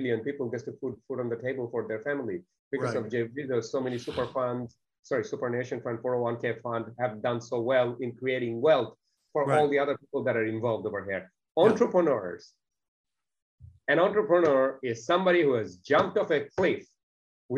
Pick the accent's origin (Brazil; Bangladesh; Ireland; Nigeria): Bangladesh; English is a second language; now in Australia; I wasn't even born in Australia. English wasn't in my first language. I didn't even see a computer till the age of 16. I consider myself to be extremely fortunate for the ticket in life I have been given, coming from a country called Bangladesh